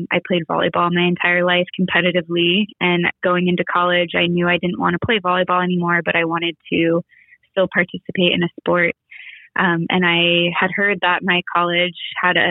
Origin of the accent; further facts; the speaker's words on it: Southern California, United States; I grew up in Southern California